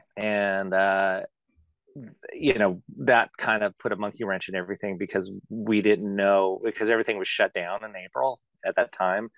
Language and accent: English; Antioch, California, United States; moved away; my hometown in Antioch